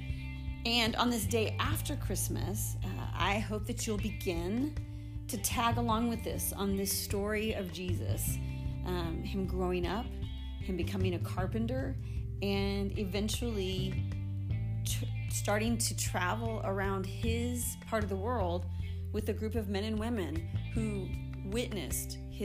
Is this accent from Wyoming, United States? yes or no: yes; Casper, Wyoming, United States; I walked a mile to school and back in a foot of snow, because I grew up in Wyoming